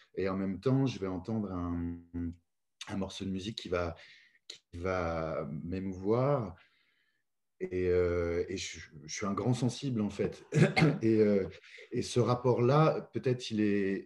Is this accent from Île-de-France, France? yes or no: yes; Paris, Île-de-France, France; moved away as an adult; now in Lyon, France; J'ai habité pendant plus de 42 ans à Paris. Et j'en étais très content. Je suis né euh, là-bas, j'ai grandi là-bas